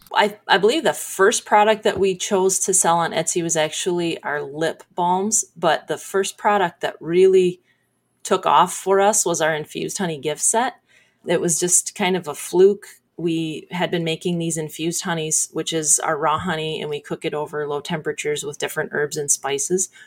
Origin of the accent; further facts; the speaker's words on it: Sebring, United States; I'm from Sebring. I grew up just outside of Sebring